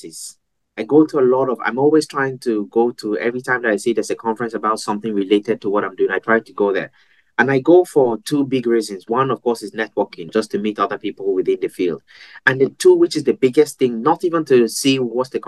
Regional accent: Nigeria; moved away; also born or lived in Europe; growing up in Nigeria

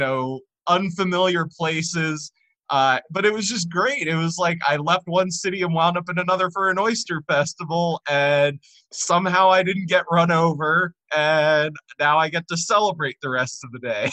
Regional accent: Gaithersburg, Maryland, United States; my hometown of Gaithersburg

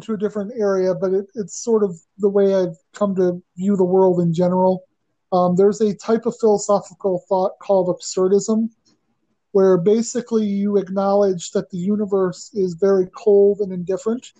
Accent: Buffalo, New York, United States; where I grew up, around the Buffalo area

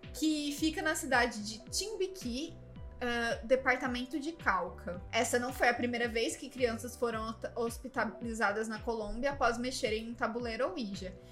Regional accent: Brazil; no Brasil, né, como brasileiro

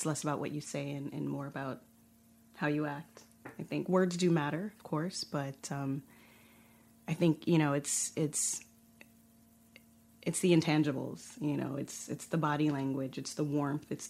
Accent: Inglewood, California, United States; moved away as an adult; now in Barcelona, Spain; I grew up in Inglewood, which is an incorporated city

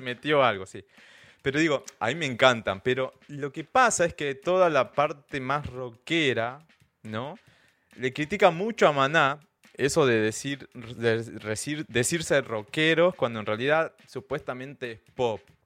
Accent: Salta, Argentina; yo soy del norte de Argentina, de la provincia de Salta

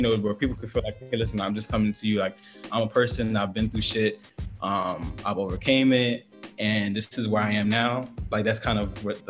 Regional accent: the South, United States; I'm from the South

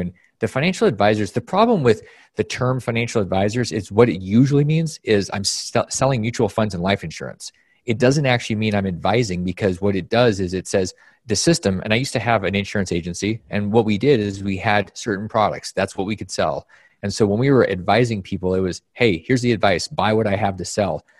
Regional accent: Alaska, United States; moved away; my environment when growing up in Alaska was one of the most bizarre places that you could possibly imagine.

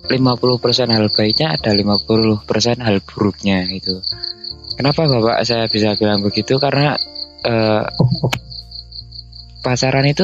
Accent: Gunungkidul, Special Region of Yogyakarta, Indonesia; saya orang yang Jogja lantai 2 alias Gunung Kidul ya

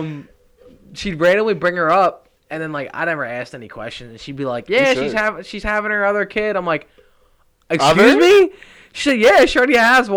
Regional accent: Philadelphia, Pennsylvania, United States; I'm from Philly

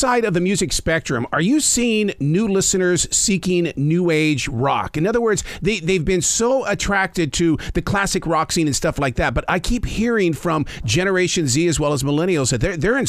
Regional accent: North Carolina, United States; We're from North Carolina.

